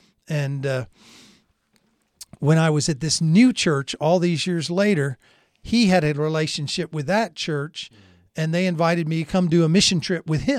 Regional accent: Germany; born there; growing up in a military family. I was born in Germany. We'd moved around to different places.

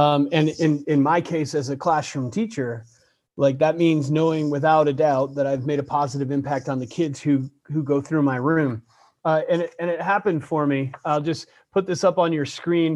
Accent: Buffalo, New York, United States; moved away; I grew up in Buffalo, New York

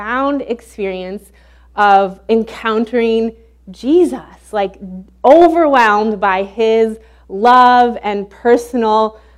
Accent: Illinois, United States; moved away as an adult; also born or lived in Baton Rouge, Louisiana; we're originally from Illinois

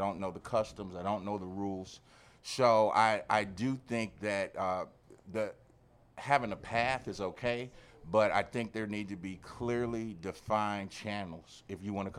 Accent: Los Angeles, California, United States; Well, being from Southern California, I'm from the Los Angeles area.

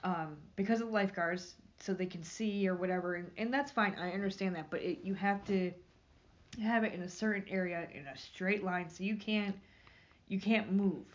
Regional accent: New York, United States; moved away; I'm from New York.

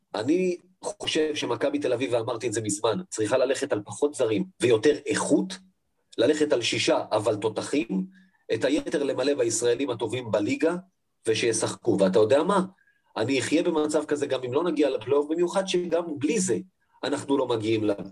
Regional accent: Israel; אני בסופו של דבר גם חי בישראל, אני ישראלי

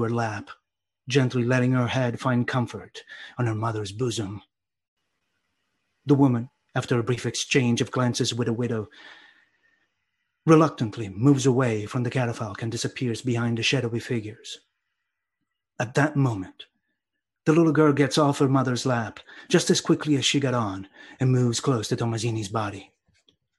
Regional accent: Sicily, Italy; growing up in Sicily.

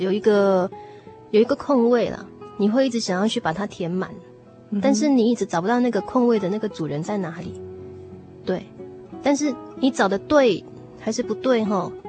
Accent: Taiwan; 我小时候在眷村长大，

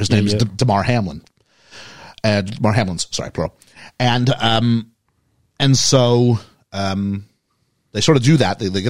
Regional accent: Montreal, Quebec, Canada; my hometown, Montreal, Quebec, Canada.

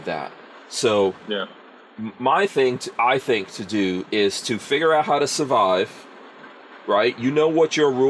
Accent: New York City, New York, United States; my time of growing up in New York City in hip hop

